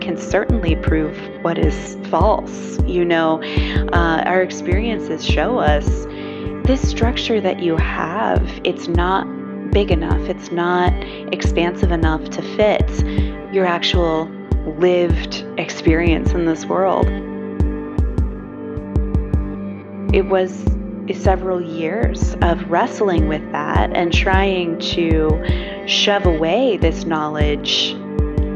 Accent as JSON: {"language": "English", "town": "Pittsburgh", "region": "Pennsylvania", "country": "United States", "tie": "born or raised there", "said": "I grew up in Pennsylvania, here in Pittsburgh, Pennsylvania, in a fundamentalist evangelical Christian church"}